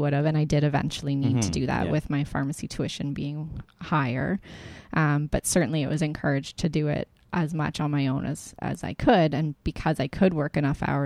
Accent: Windsor, Ontario, Canada; also born or lived in Toronto; I grew up in Windsor, which is far from Toronto

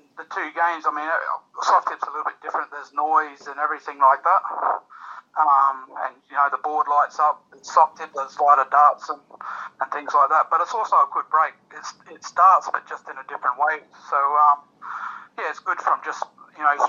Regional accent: Townsville, Queensland, Australia; that was actually in Townsville where I first started and where all my dart friends were

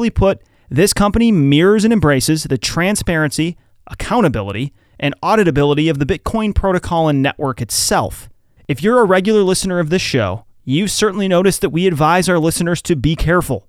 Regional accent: the Midwest near Chicago, Illinois, United States; I grew up in the Midwest near Chicago

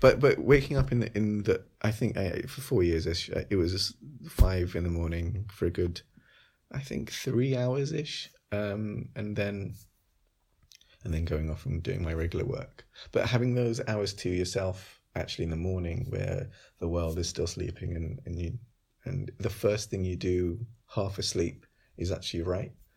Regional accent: London, United Kingdom; around where I grew up in Wolves and Green

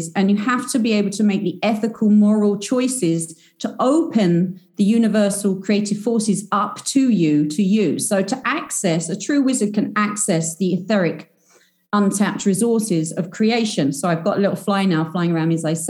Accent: United Kingdom; I'm British. I'm a self-proclaimed British wizard.

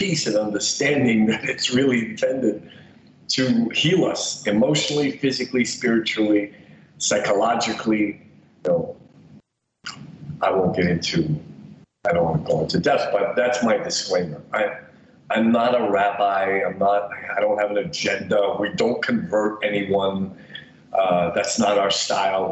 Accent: New York City, New York, United States; also born or lived in Soviet Union; I grew up in the Soviet Union and left when I was 10 years old. I was raised in Bensonhurst, Brooklyn

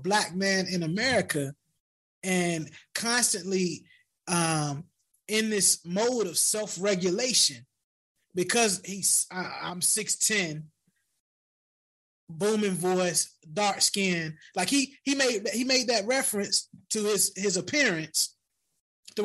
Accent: Hampton Roads, Virginia, United States; now in Washington, DC area, United States; I'm from Hampton Roads

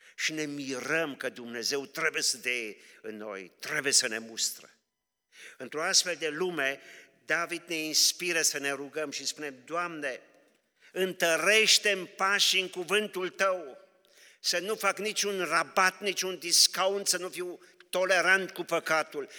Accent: Romania; sunt așa de mândru că sunt român

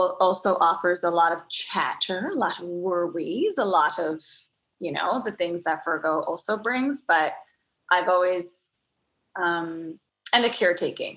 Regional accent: Newfoundland and Labrador, Canada; growing up in Newfoundland, it really is a magical space

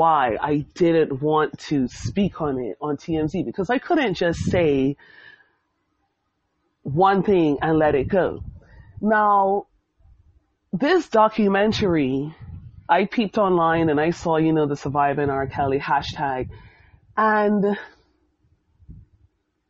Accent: Bermuda; Growing up in Bermuda in the 90s, I went to the Barclay Institute

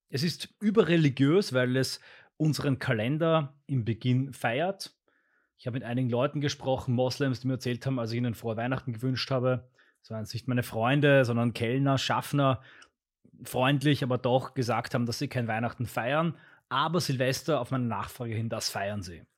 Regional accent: Austria; Bei uns in Österreich gehört das dazu, oder zumindest bei uns in unserer Familie, in dem Bereich von Österreich

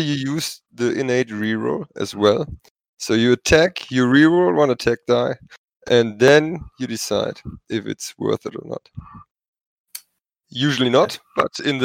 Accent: Germany; first language German; English is a second language; German is not my mother tongue.

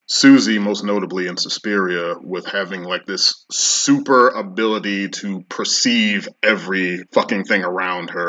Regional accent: United States; moved away; also born or lived in Europe; as an American

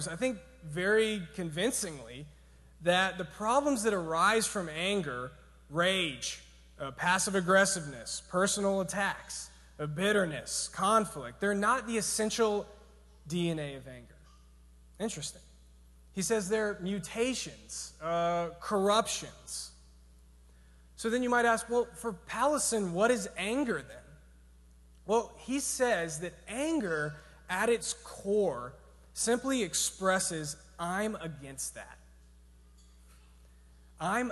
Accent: Georgia, United States; I'm from Georgia

